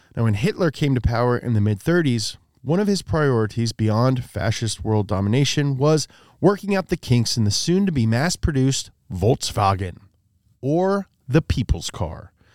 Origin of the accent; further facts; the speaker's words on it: Kentucky, United States; now in Los Angeles, United States; I'm from Kentucky